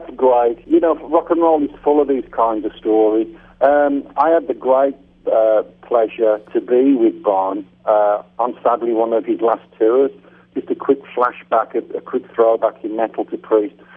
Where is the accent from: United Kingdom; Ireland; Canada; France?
United Kingdom; moved away as an adult; also born or lived in Phoenix, United States; I'm back in my home country, in my hometown